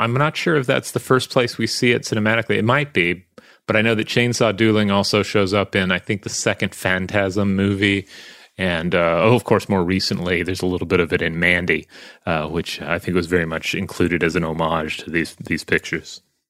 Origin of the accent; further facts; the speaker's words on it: Tasmania, Australia; I grew up in Tasmania, where logging was a big thing